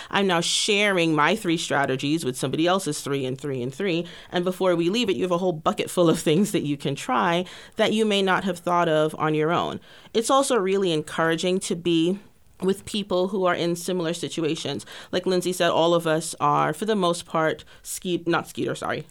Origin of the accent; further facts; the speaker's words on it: Grenada; moved away as an adult; now in Texas, United States; originally from a tiny island in the Caribbean called Grenada. I moved to Texas almost eighteen years ago this August to pursue a bachelor's degree in biology